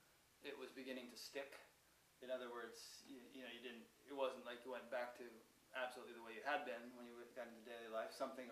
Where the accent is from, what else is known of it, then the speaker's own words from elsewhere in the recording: Connecticut, United States; I'm from Connecticut.